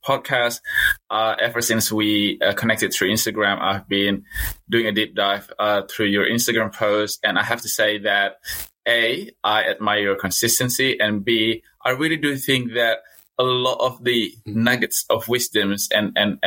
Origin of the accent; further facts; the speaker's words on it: Indonesia; also born or lived in Newcastle, Australia; now in Australia; I was born in Indonesia of a Chinese descent